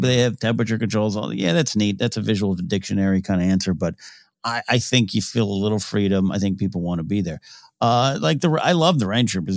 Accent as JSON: {"language": "English", "town": "Pismo Beach", "region": "California", "country": "United States", "tie": "born or raised there", "said": "growing up in Pismo Beach, California"}